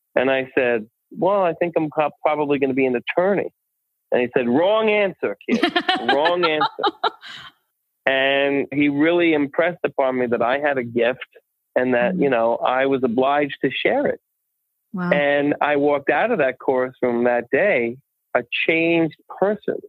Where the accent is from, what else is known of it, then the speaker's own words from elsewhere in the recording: Holbrook, New York, United States; I grew up uh, actually in Holbrook, Long Island